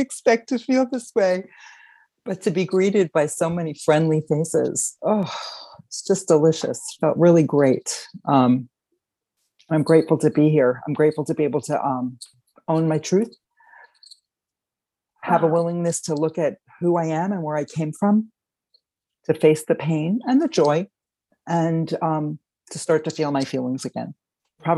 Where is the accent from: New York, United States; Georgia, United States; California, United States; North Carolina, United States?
New York, United States; Westchester County; also born or lived in Queens, New York; now in Hudson Valley, United States; I grew up in Westchester County, started out in Queens